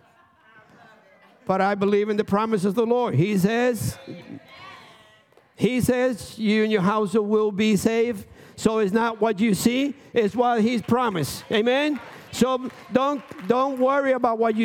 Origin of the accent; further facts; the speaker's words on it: Dominican Republic; now in United States; I'm from Dominican Republic